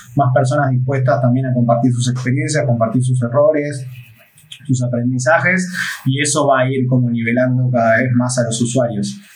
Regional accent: Argentina; siendo argentino

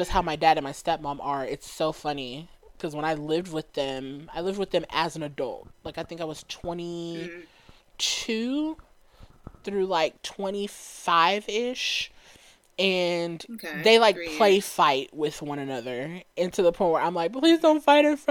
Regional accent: Dallas, Texas, United States; I grew up in Dallas

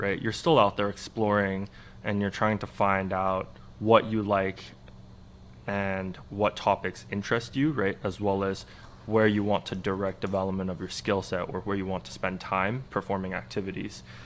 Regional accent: Vancouver, British Columbia, Canada; also born or lived in Montreal; I spent a couple of years in Montreal, but I really spent most of my time growing up in Vancouver

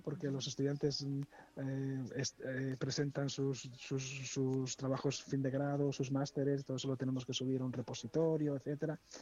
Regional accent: Esguevillas de Esgueva, Castile and León, Spain; also born or lived in Valladolid; mi pueblo es Esguevillas de Esgueva, ¿no? Un, pueblo está a 30 kilómetros de, de, Valladolid

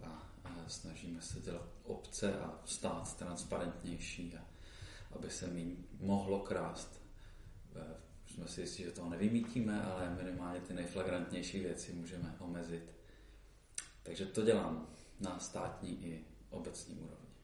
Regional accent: Olomouc, Olomouc Region, Czechia; primárně jsem Olomoučák

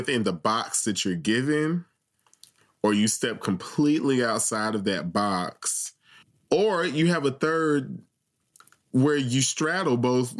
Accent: South Carolina, United States; growing up in South Carolina, like, you have 5 safe spaces in the entire state.

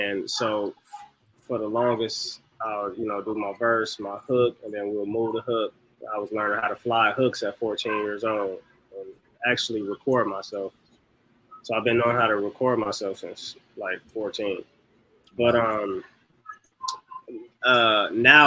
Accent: Los Angeles, California, United States; I'm just somebody from South Central

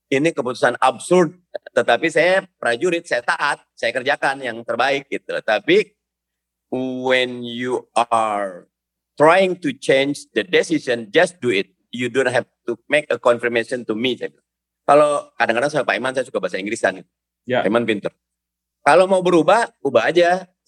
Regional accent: Jakarta, Indonesia; saya memang orang Betawi, saya lahir di Jakarta

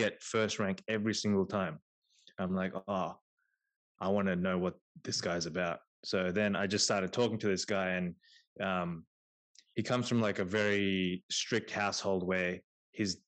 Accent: Australia; also born or lived in India; growing up in Australia

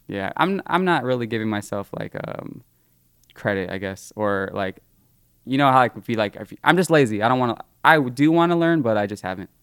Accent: Livermore, California, United States; I'm from Livermore

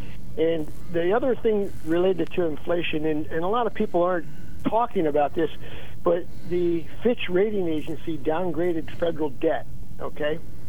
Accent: South Williamsport, Pennsylvania, United States; now in Bloomsburg, United States; I grew up in South Williamsport when they were building what they called a beltway there, which was an improvement of Route 220 through Williamsport.

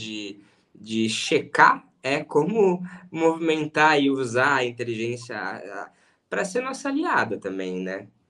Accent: Rio Grande do Sul, Brazil; Eu também sou gaúcho.

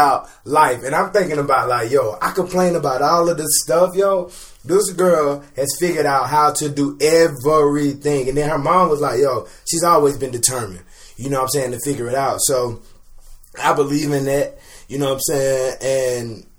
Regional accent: Winnsboro, South Carolina, United States; moved away as an adult; now in Atlanta, United States; I'm from Winsboro, South Carolina. I went to Fairfield Central. I graduated from Fairfield Central High School in 2009

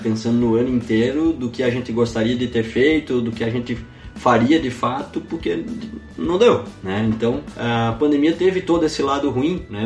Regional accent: Campina Grande, Paraíba, Brazil; moved away as an adult; now in Santa Maria, Brazil; eu sou paraibano, né, cara? Lá de Campina Grande

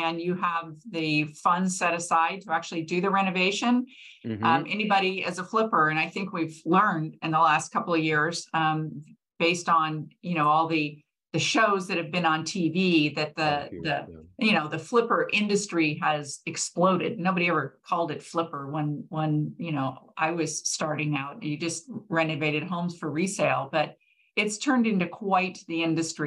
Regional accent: Manhattan Beach, California, United States; I grew up in Manhattan Beach

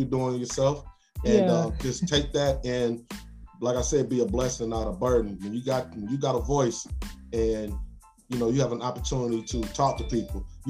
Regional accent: Indianapolis, Indiana, United States; born or raised there; also born or lived in College Park, Atlanta, Georgia

